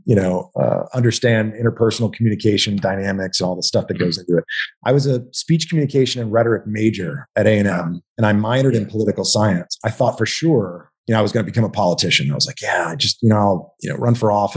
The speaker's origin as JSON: {"language": "English", "region": "Texas", "country": "United States", "tie": "born or raised there", "also_born_or_lived": "Manhattan, New York", "moved": "as an adult", "said": "my formative years, I grew up in Texas, went to A&M"}